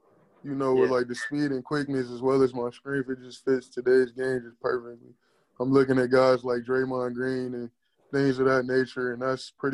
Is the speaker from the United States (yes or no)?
yes; Cleveland, Ohio, United States; also born or lived in Euclid, Ohio; I'm from Cleveland, Ohio